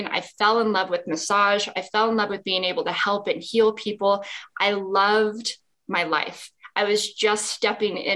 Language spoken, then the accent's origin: English; Las Vegas, Nevada, United States; moved away as an adult; also born or lived in Salt Lake City, Utah; when I was young, I grew up in Las Vegas.